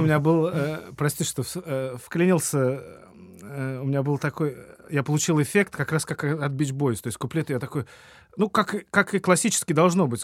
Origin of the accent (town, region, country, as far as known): Saint Petersburg, Russia